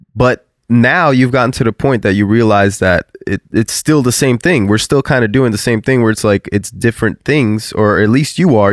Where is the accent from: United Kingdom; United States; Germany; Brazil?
United States; South Florida; we're from South Florida